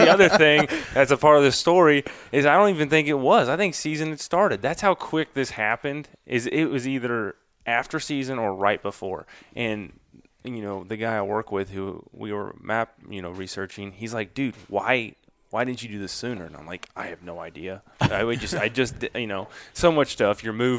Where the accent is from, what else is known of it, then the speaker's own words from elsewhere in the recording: Grand Pass, Missouri, United States; now in Columbia, United States; I grew up in Grand Pass, the big old town of Grand Pass. I'm a river rat through and through. I grew up in the river bottoms, and that's, you know, that's where I still hunt a lot of the times. I live in Columbia now